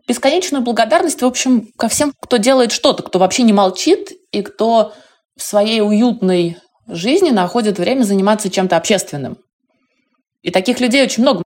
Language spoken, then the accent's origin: Russian; Moscow, Russia; я жила, выросла на Кутузовском проспекте